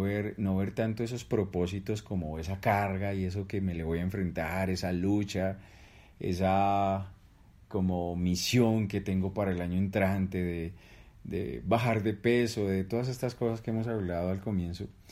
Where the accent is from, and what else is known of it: Colombia